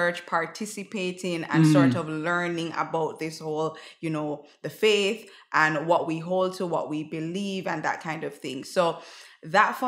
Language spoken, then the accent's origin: English; Jamaica; also born or lived in Greater Vancouver, British Columbia, Canada; now in Vancouver, Canada; So I grew up in Jamaica.